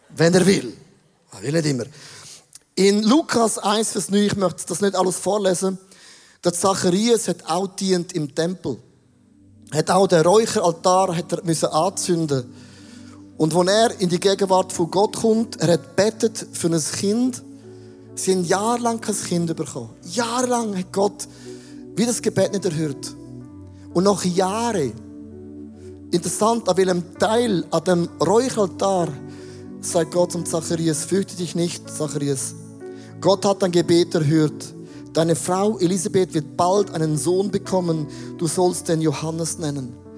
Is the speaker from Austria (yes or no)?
no; Switzerland; als Schweizer